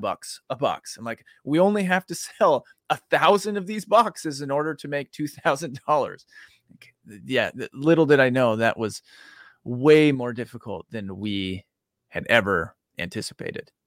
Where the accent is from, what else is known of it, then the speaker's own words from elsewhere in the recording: Boise, Idaho, United States; now in Dallas, United States; I grew up in Boise